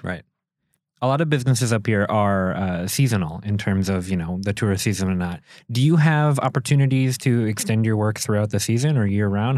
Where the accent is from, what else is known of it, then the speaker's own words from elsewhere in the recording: Minneapolis, Minnesota, United States; moved away as an adult; now in Door County, United States; I'm from Minneapolis, so I'm coming from that big city